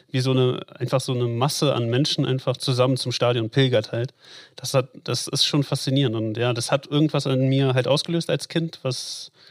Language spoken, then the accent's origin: German; North Rhine-Westphalia, Germany; also born or lived in Latvia; Also ich bin in Lettland geboren, ich bin nicht in Berlin geboren ähm, und mit, meine Eltern sind mit mir nach Deutschland gekommen, da war ich zwei, glaube ich, so in dem Dreh. Äh, und tatsächlich erst in Ruhrpott, also Recklinghausen, Hagen, Dortmund